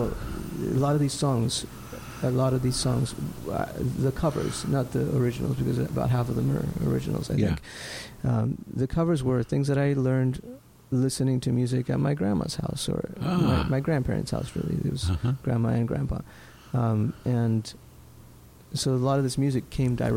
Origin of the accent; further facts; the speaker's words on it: Lima, Peru; I was born in Lima, Peru